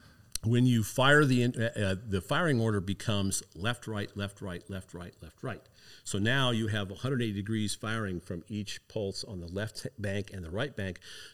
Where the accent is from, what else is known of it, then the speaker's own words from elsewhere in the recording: Iowa, United States; I'm originally from Iowa. My parents grew up there. My dad was in the Marine Corps, so he moved us all over the place